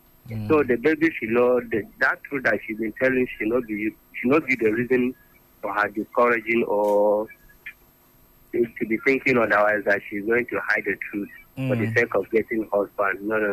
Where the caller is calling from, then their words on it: Gudu, Federal Capital Territory, Nigeria; I'm calling from Gudu.